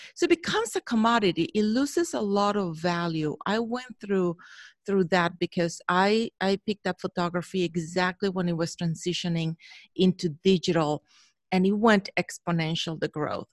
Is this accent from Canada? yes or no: no; Mexico; moved away as an adult; now in Chicago, United States; I was born in Mexico, born and raised there in Mexico, went to school there.